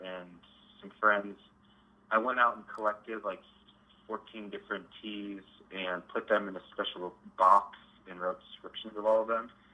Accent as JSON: {"language": "English", "town": "Denver", "region": "Colorado", "country": "United States", "tie": "born or raised there", "said": "I grew up in Denver"}